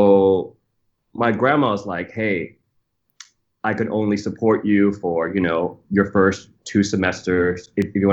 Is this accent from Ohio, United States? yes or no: no; St. Louis, Missouri, United States; also born or lived in Thailand; I didn't move permanently to St. Louis until like I was almost 10 years old